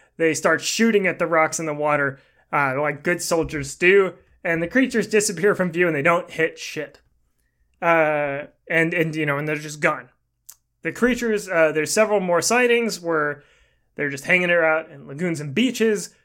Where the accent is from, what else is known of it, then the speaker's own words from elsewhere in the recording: Portland, Oregon, United States; where I was born. I was born in Portland